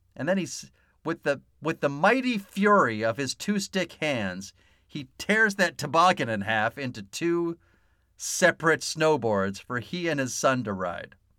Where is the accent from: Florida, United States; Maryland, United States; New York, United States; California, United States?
California, United States; San Diego; I grew up here in San Diego